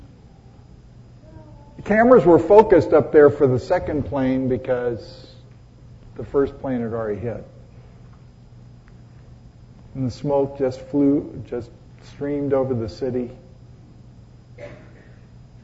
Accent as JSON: {"language": "English", "town": "Los Angeles", "region": "California", "country": "United States", "tie": "born or raised there", "also_born_or_lived": "Connecticut", "moved": "yes", "said": "I was born in Hollywood at Hollywood Presbyterian Hospital"}